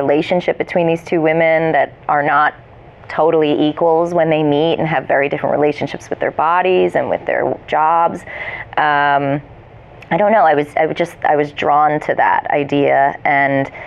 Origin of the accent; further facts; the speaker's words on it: New Jersey, United States; moved away as an adult; also born or lived in New York; I grew up in New Jersey